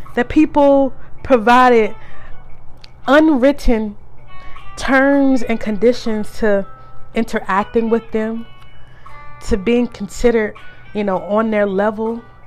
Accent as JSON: {"language": "English", "region": "the South", "country": "United States", "tie": "born or raised there", "said": "Growing up in the South"}